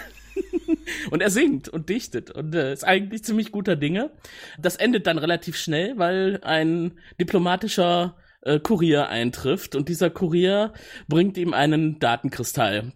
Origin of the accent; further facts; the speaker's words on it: Cologne, North Rhine-Westphalia, Germany; ich komme aus Köln